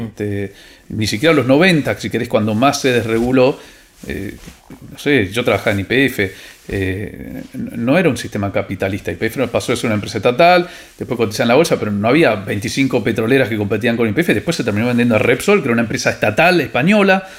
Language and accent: Spanish; Argentina